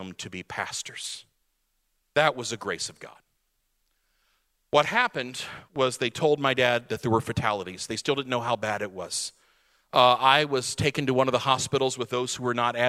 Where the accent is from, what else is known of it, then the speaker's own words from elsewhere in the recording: Radcliff, Kentucky, United States; We were a military church. About 75% of our families were military because we were Fort Knox, Kentucky, Radcliffe, Kentucky